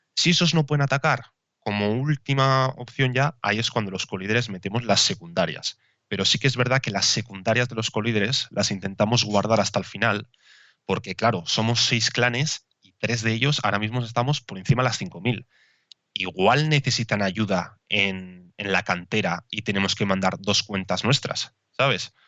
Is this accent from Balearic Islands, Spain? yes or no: no; Basque Country, Spain; yo soy de, bueno, de País Vasco